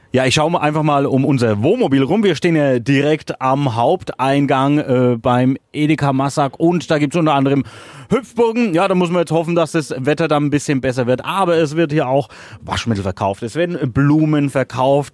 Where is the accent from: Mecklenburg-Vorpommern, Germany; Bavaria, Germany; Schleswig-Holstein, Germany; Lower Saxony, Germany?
Bavaria, Germany; Küps; in meiner Heimat in Küps